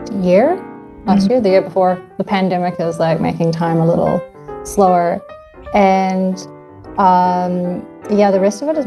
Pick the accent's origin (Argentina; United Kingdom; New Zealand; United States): New Zealand; Auckland; also born or lived in Canada; I was born in Canada and I was raised in Aotearoa, New Zealand